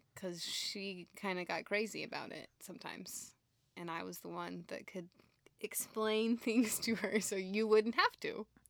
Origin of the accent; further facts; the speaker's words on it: Houston, Texas, United States; also born or lived in Dallas; I'm from Houston